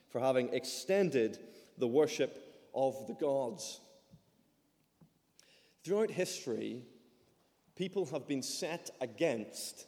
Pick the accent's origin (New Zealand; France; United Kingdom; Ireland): Ireland; moved away; I'm Irish